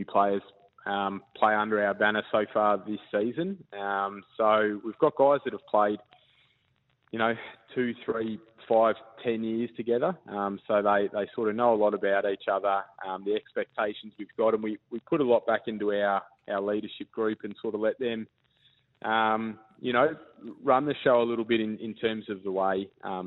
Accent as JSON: {"language": "English", "region": "Victoria", "country": "Australia", "moved": "as an adult", "lives_now": "Queensland, Australia", "said": "So I was originally from Victoria, and I was playing in the VFL down in Victoria with the Box Hill Hawks"}